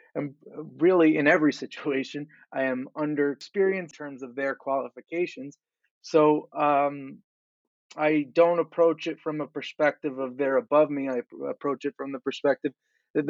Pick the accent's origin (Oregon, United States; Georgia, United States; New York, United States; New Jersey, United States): New York, United States; Long Island; I'm from Long Island